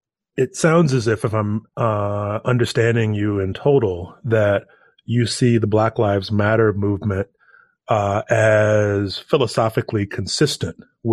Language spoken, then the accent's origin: English; Arkansas, United States; moved away as an adult; also born or lived in Ohio; I left my home state of Arkansas with, having grown up there. I remember when I moved to Ohio for graduate school